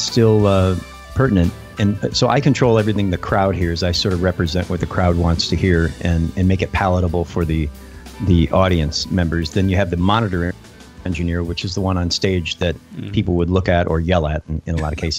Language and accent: English; St. Paul, Minnesota, United States; I'm a St. Paul boy. I grew up in St. Paul, Minnesota